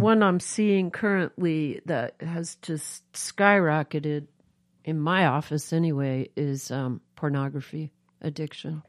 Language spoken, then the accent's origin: English; New York, United States; now in Moscow, Idaho, United States; I grew up East Coast urban, I grew up in New York